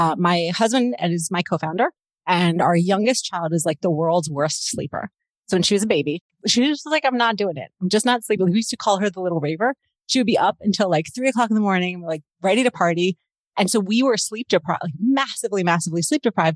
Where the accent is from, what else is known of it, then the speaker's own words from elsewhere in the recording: Baltimore, Maryland, United States; moved away as an adult; also born or lived in Washington, D.C. / California; now in Toronto, Canada; I grew up in Baltimore in the US and I married a Canadian